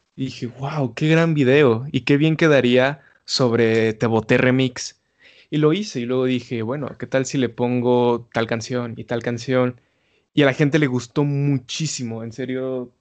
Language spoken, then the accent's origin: Spanish; Mexico City, Mexico; soy de la Ciudad de México